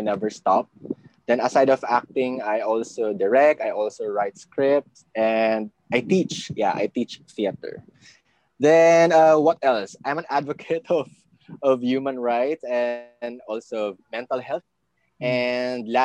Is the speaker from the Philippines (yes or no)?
yes; Philippines; I'm a Filipino.